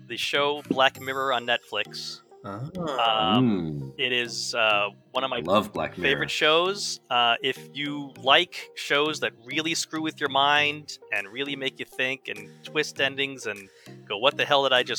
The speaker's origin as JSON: {"language": "English", "region": "New York City suburbs", "country": "United States", "tie": "born or raised there", "lives_now": "Brooklyn, United States", "said": "I grew up in the New York City suburbs"}